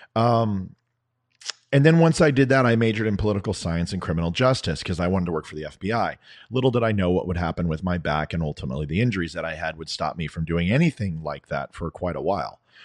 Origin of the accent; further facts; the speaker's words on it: United States; I'm an American